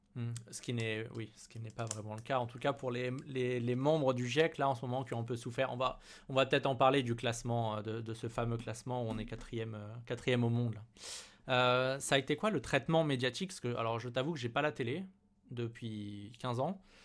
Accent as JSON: {"language": "French", "town": "Paris", "region": "Île-de-France", "country": "France", "said": "en tant que parisien"}